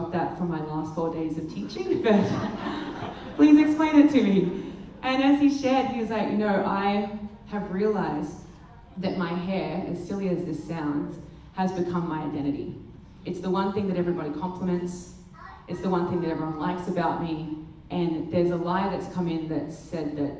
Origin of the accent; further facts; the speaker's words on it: Australia; we're Australia